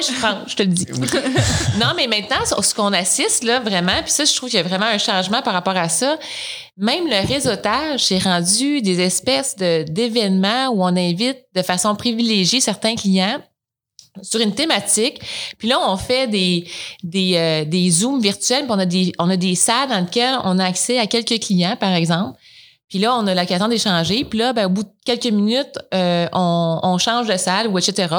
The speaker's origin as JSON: {"language": "French", "town": "Coaticook", "region": "Quebec", "country": "Canada", "tie": "born or raised there", "said": "Je viens de, je suis originaire de Quaticook."}